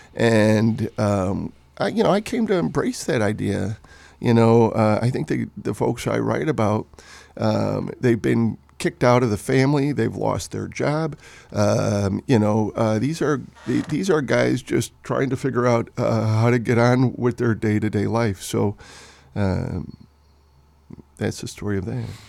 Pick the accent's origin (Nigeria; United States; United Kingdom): United States; Wheeling, Illinois; I grew up in Wheeling, Illinois, which, when I grew up, was a working class, uh, neighborhood